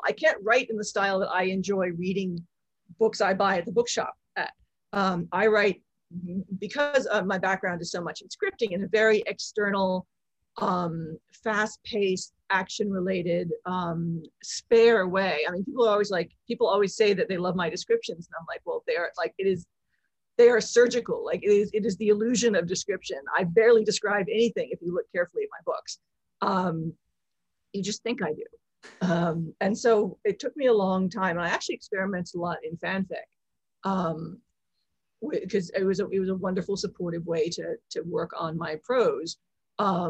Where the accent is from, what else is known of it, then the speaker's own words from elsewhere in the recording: Philadelphia, Pennsylvania, United States; moved away as an adult; also born or lived in Hong Kong / London; I grew up mostly outside Philadelphia